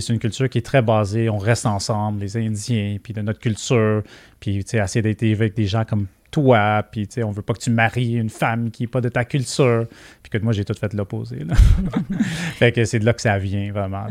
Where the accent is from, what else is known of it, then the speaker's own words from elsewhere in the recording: Quebec, Canada; accent: Québécois; On le voit dans mon accent. Je parle comme les Québécois.